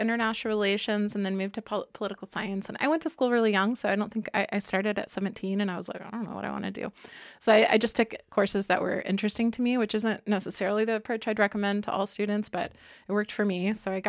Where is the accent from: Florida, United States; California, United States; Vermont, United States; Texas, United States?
Florida, United States; Miami; Yeah, I was born in Miami, so to an Air Force family. And so we mostly lived in Florida, close to Air Force bases.